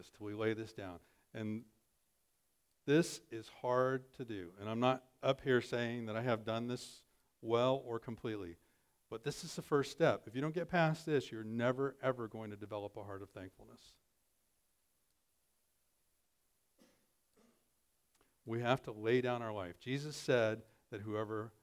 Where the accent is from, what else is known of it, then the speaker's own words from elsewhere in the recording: American Midwest, United States; proud American Midwesterners